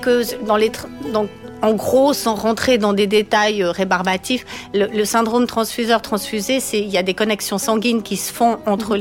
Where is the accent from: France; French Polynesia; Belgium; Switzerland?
Switzerland; Valais; now in Vaud, Switzerland; je viens du Valais à l'origine. Je me suis expatriée sur le canton de Vaud